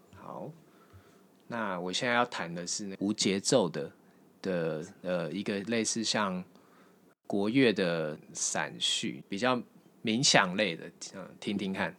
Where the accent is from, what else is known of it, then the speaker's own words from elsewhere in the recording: Taiwan; 我们台湾人